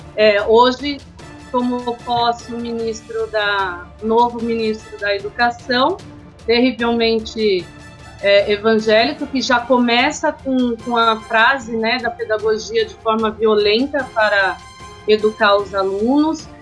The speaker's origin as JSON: {"language": "Portuguese", "town": "Serra Negra", "region": "São Paulo", "country": "Brazil", "said": "sou de Serra Negra"}